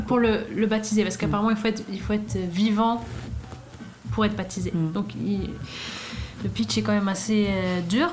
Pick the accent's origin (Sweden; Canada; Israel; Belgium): Sweden; moved away as an adult; now in Paris, France; quand j'ai quitté la Suède